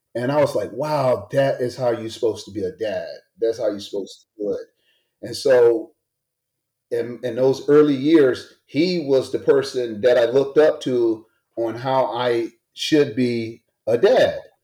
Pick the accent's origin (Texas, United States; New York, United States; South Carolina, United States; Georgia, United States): South Carolina, United States; Greenville; I'm born and raised in Greenville, South Carolina, the South